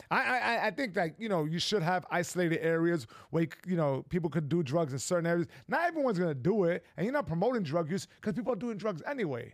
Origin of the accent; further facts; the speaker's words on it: New York, United States; I'm a New Yorker